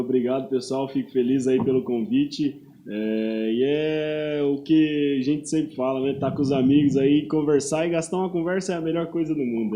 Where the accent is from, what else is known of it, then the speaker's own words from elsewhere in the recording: Uraí, Paraná, Brazil; moved away as an adult; now in Londrina, Brazil; Eu sou de Uraí